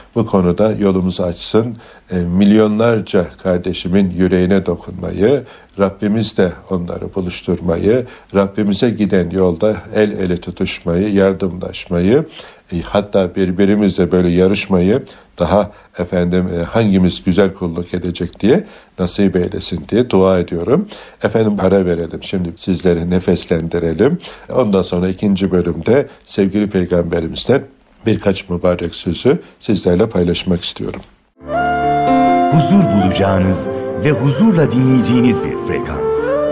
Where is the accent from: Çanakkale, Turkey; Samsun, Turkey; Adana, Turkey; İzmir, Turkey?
Çanakkale, Turkey; bir Türk olarak, bir Çanakkale'li olarak